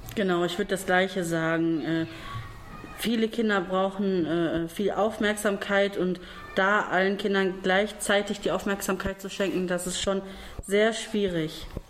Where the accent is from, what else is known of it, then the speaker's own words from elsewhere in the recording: Duisburg, North Rhine-Westphalia, Germany; komme aus Duisburg